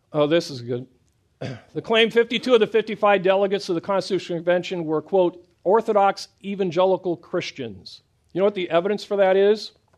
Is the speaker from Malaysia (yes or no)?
no; Midwest, United States; I grew up in the Midwest